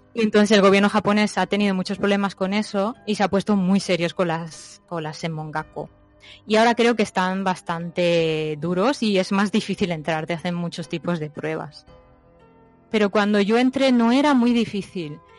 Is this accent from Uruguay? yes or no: no; Spain; now in Japan; cuando vivía en España